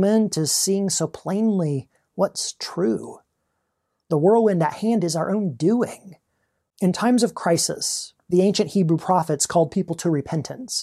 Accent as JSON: {"language": "English", "country": "United States"}